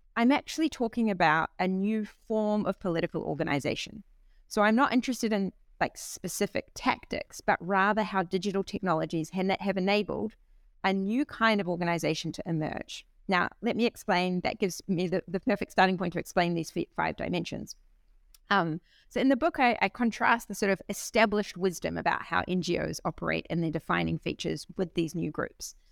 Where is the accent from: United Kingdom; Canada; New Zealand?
New Zealand; also born or lived in Berlin, Germany; now in Bologna, Italy; I'm a New Zealander.